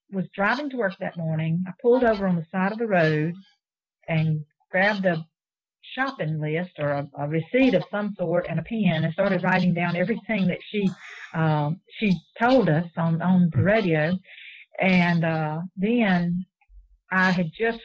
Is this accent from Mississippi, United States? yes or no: yes; Mississippi, United States; being from the South and from Mississippi